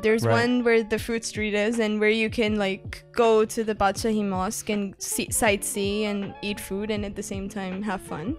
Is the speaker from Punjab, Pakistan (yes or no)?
yes; Lahore, Punjab, Pakistan; now in Japan; I said I'm from Pakistan.